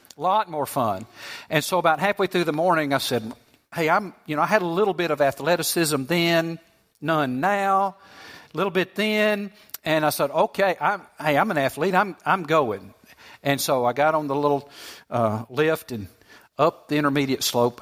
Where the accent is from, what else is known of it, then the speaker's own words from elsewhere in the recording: Southeast, United States; I grew up in the Southeast. We don't have much snow here.